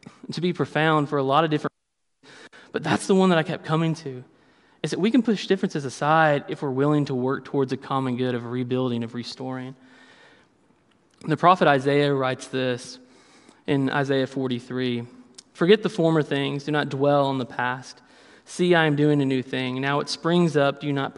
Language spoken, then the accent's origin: English; Kentucky, United States; I'm from Kentucky